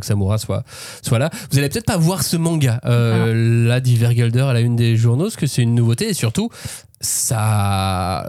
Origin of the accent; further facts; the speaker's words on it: France; nous en tant que Français